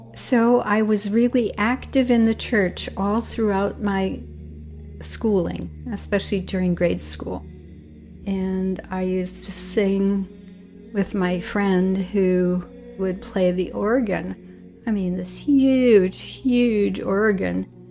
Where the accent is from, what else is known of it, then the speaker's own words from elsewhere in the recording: Milwaukee, Wisconsin, United States; my hometown of Milwaukee